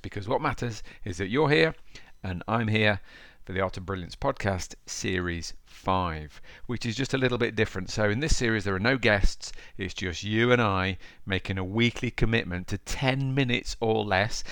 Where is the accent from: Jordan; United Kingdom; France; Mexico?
United Kingdom; Derby, East Midlands; I'm from Derby